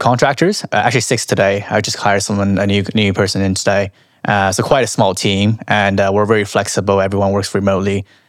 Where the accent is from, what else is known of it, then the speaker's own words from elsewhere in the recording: Canada; now in London, United Kingdom; No. I'm Chinese Canadian, actually.